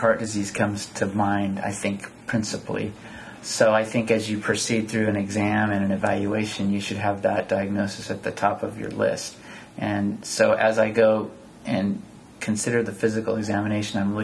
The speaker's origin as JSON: {"language": "English", "town": "San Jose", "region": "California", "country": "United States", "tie": "born or raised there", "also_born_or_lived": "San Antonio, Texas / Davis, California", "moved": "as an adult", "said": "I grew up in San Jose, California"}